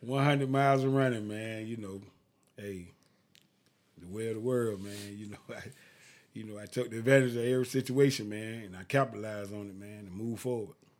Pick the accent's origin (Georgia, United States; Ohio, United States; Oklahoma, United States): Georgia, United States; Augusta; I'm from Augusta, Georgia. I went to Lucy Scrabble Lane High School.